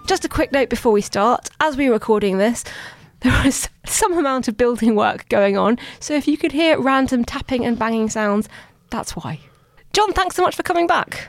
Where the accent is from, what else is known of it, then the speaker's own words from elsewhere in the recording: London, United Kingdom; I'm from London